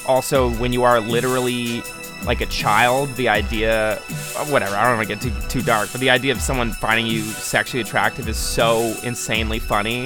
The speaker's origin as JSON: {"language": "English", "town": "Buffalo", "region": "New York", "country": "United States", "tie": "born or raised there", "said": "growing up in Buffalo, and you're in like ninth grade"}